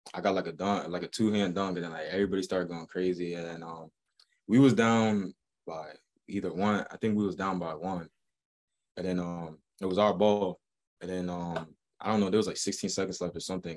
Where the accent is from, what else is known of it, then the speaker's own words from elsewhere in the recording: Boston, Massachusetts, United States; I'm from Boston